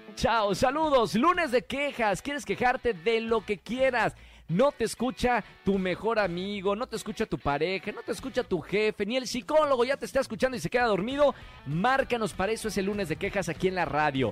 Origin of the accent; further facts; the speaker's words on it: Mexico; nosotros los mexicanos